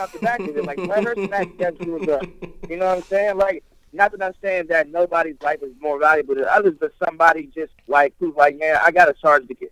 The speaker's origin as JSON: {"language": "English", "region": "New Jersey", "country": "United States", "tie": "born or raised there", "said": "I was born in Jersey"}